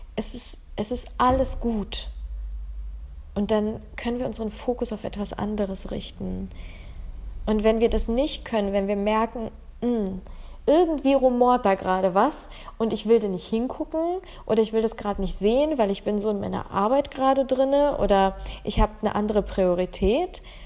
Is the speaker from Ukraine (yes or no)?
yes; Ukraine; now in Germany; ich komme aus der Ukraine ursprünglich und bin dann, ähm, nach Deutschland gekommen.